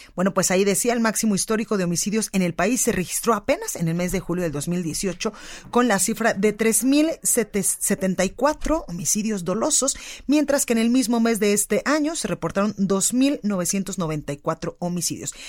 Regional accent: Guadalajara, Jalisco, Mexico; now in Mexico City, Mexico; en Guadalajara, Jalisco, en La Perla, Tapatía, en mi tierra por el 100.3

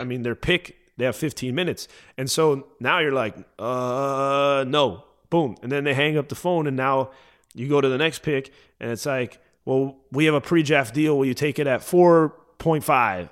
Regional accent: Miami, Florida, United States; moved away as an adult; also born or lived in Tennessee; I'm from Miami

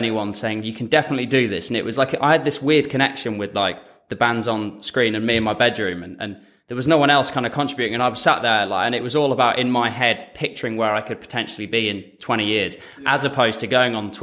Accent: Dorset, South West England, United Kingdom; I grew up in Dorset on the south coast

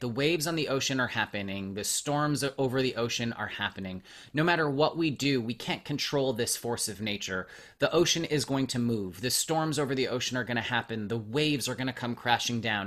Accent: Montreal, Quebec, Canada; now in Los Angeles, United States; I was born in Montreal and I, I live

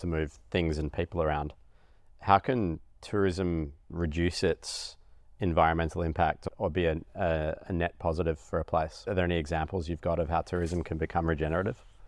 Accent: Australia; as an Australian

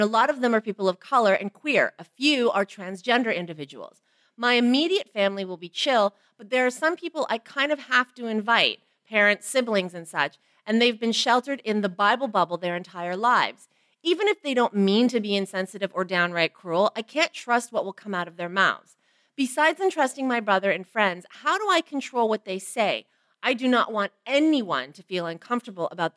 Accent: Canada; I'm fully Asian, I was raised in Canada

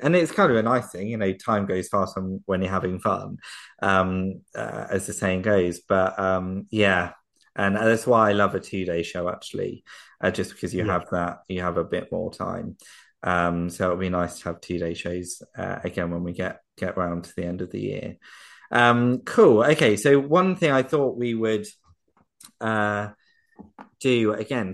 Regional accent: Surrey, South East England, United Kingdom; I'm from, I'm from Surrey in England

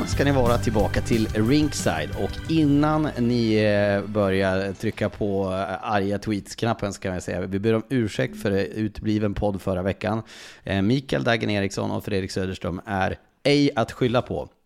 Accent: Skellefteå area, Västerbotten County, Sweden; uppifrån Skellefteåhållet, där, där, där jag är född.

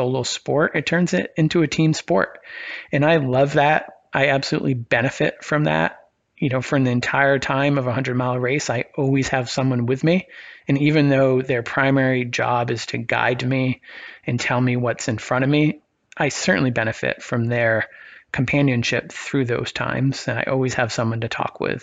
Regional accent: Maine, United States; I grew up in Maine

